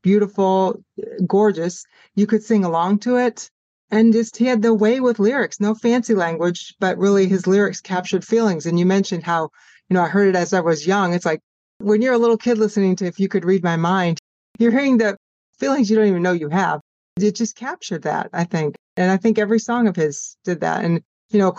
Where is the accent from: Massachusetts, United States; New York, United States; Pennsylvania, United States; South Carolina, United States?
Pennsylvania, United States; where I grew up in Pennsylvania